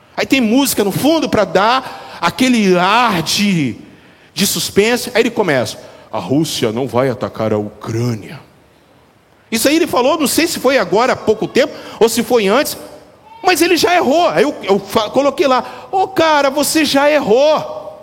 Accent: Brazil; eu sou brasileiro

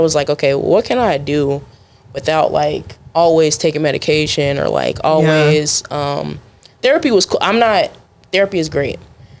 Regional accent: Arlington, United States; I'm originally from Arlington. Okay. So like I'm from the area.

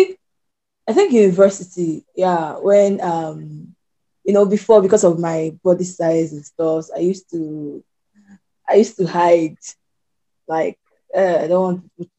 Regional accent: Anambra, Nigeria; now in Port Harcourt, Nigeria; So I'm from Anambra State. Currently, I'm staying in Port Harcourt.

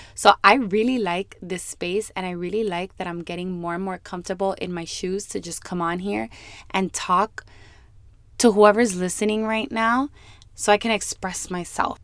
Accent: Miami, Florida, United States; born and raised in Miami

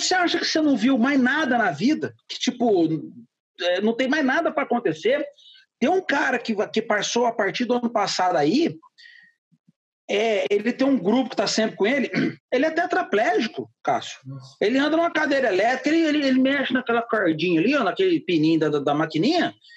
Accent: Franca, São Paulo, Brazil; also born or lived in Ribeirão Preto; sou nascido em Franca, mas eu já morava em Ribeirão Preto nessa uhum. época.

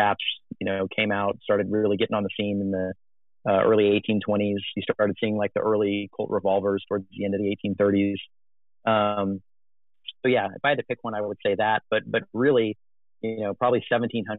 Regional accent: Texas, United States; I grew up in Texas

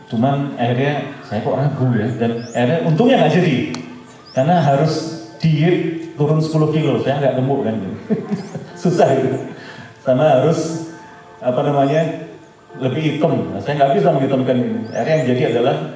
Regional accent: Java, Indonesia; Nih, karena saya juga Jawa ya saya kurang Jawa-Jawa gitu.

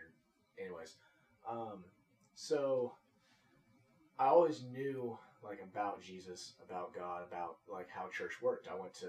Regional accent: Las Vegas, Nevada, United States; born there; also born or lived in Tulsa, Oklahoma; So, I was born in Las Vegas, Nevada.

